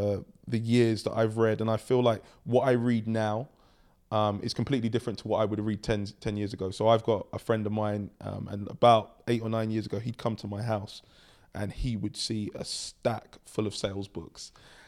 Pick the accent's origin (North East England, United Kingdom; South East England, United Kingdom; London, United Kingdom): London, United Kingdom; I grew up in London. I have three sisters.